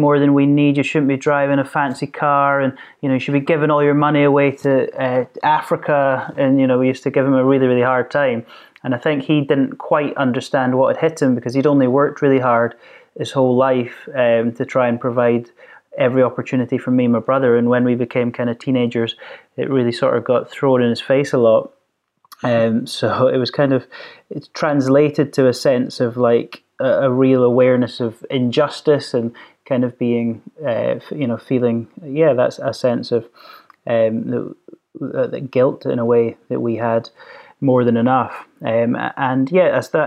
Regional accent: Stirling, Scotland, United Kingdom; we grew up here in the countryside in Stirling

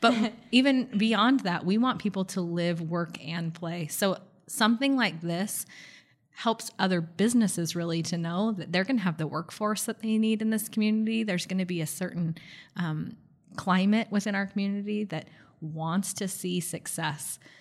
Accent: Bay Area, California, United States; now in Gilbert, United States; I grew up in the Bay Area, so I grew up in really what was known as a, a thriving metropolitan area.

